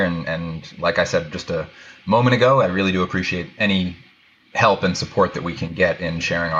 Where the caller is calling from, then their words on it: Carpinteria, California, United States; I'm in Carpinteria, just outside of Santa Barbara, California right now.